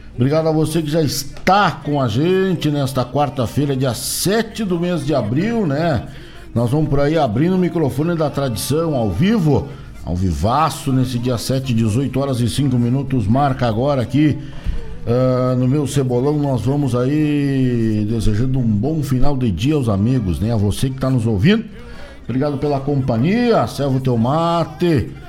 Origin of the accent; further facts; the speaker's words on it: São Borja, Rio Grande do Sul, Brazil; Nós nascia lá na terra de São Borja